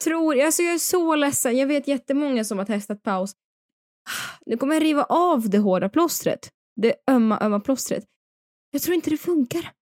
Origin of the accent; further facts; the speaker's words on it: Dalarna County, Sweden; also born or lived in Paris; now in Stockholm, Sweden; jag kommer också från Dalarna